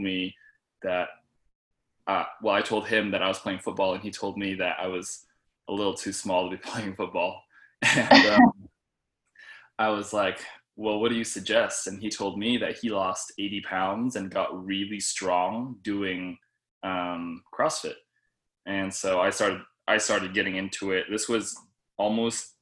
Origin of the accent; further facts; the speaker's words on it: Arcadia, California, United States; born and raised in Arcadia, California